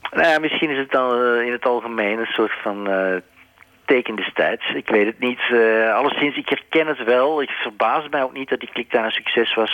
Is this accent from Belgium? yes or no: yes; Belgium; mijn vaderland, België